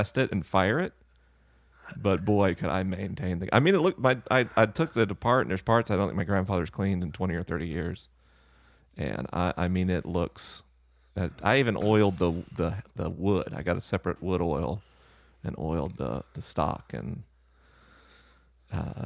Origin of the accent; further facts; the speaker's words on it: the South, United States; I am a Southerner